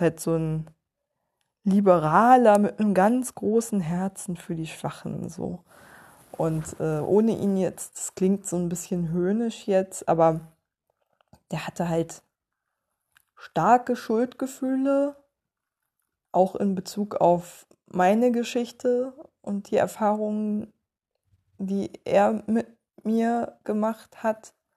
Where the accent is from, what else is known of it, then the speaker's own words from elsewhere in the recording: East Germany, Germany; moved away; mir als Ossi-Kind, das die Wende miterlebt hat